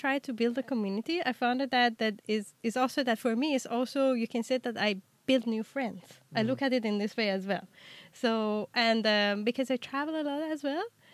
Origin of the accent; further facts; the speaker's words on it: Tehran, Tehran Province, Iran; moved away as an adult; also born or lived in Cyprus; now in Denmark; I was born and raised in Iran